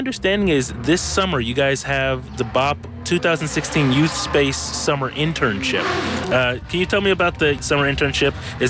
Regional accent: Oakland, California, United States; growing up in Oakland myself

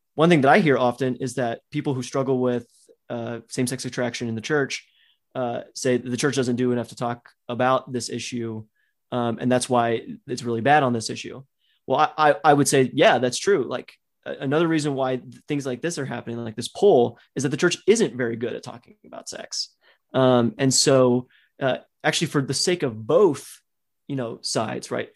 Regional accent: Texas, United States; I grew up in Texas

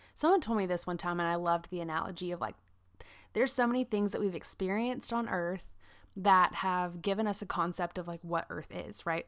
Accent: South Carolina, United States; I grew up in South Carolina, like, very much in the Bible Belt

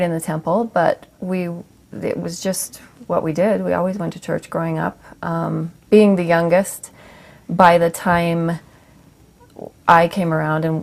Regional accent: Kaysville, Utah, United States; I was born here in Utah, raised

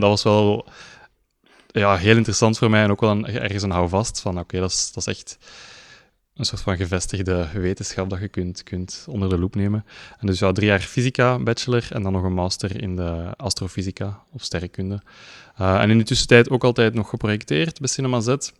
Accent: Leuven, Flanders, Belgium; ik ben in Leuven geboren, ehm, in Leuven naar school geweest

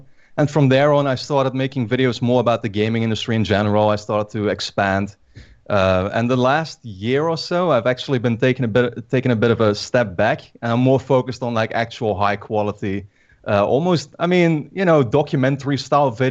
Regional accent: Netherlands; I'm from the Netherlands.

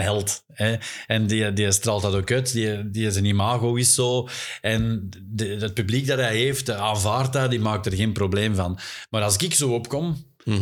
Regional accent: Flanders, Belgium; wij als Vlaming

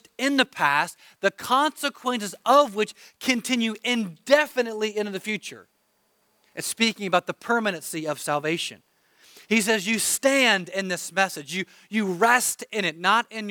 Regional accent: United States; I'm an American

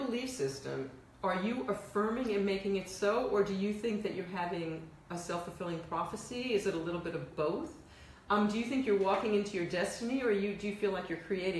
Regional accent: New York City, New York, United States; accent: Bronx; also born or lived in Queens, New York; I'm from the Bronx originally, so the Bronx accent.

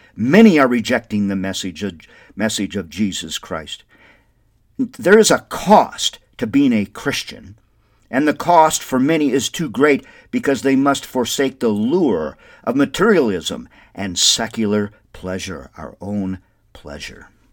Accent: Windom, Minnesota, United States; now in Albuquerque, United States; Wyndham, Minnesota is my hometown, which I love dearly

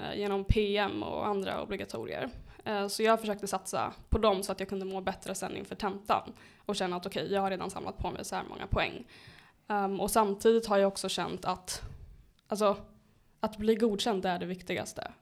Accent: Uppsala, Uppsala County, Sweden; jag är född och uppvuxen i Flogsta

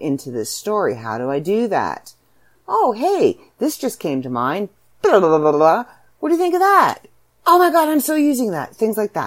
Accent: Canada; accent: Canadian; I'm a Canadian author

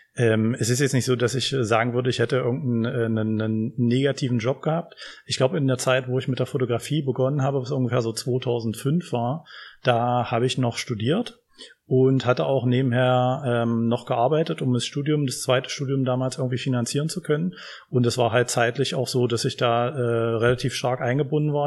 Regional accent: Magdeburg, Saxony-Anhalt, Germany; now in Halle, Germany; Ich komme ursprünglich aus Magdeburg

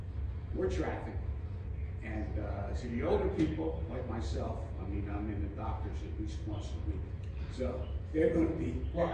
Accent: Philadelphia, Pennsylvania, United States; moved away as an adult; now in Newtown, United States; You know, I grew up in Philadelphia

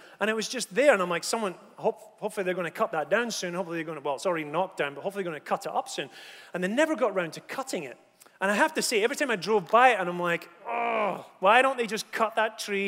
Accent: Scotland, United Kingdom; I come from Scotland

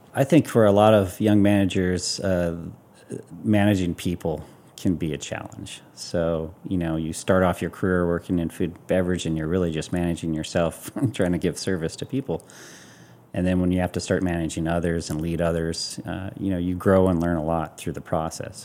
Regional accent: Hawaii, United States; growing up in Hawaii

